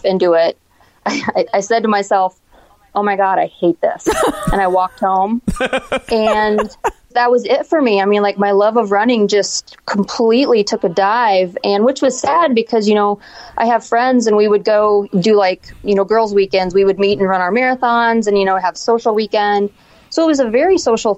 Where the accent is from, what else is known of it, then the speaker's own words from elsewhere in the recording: Hannibal, Missouri, United States; moved away as an adult; also born or lived in St. Louis, Missouri / O'Fallon, Missouri; now in Iowa, United States; I'm from Hannibal.